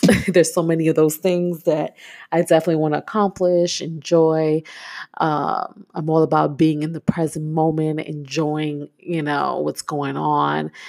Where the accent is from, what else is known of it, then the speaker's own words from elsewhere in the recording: New York City, New York, United States; I'm a New Yorker myself. I'm from Brooklyn, born and raised